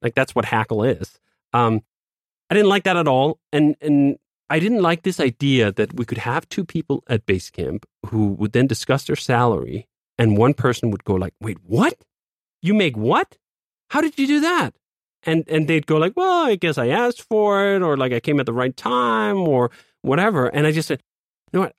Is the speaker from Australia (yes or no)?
no; Copenhagen, Capital Region of Denmark, Denmark; moved away as an adult; now in United States; I grew up in Copenhagen, Denmark